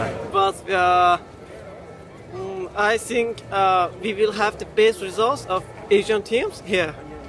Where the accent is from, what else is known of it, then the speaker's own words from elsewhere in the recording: Iran; English is a second language; now in Moscow, Russia; I'm from Iran.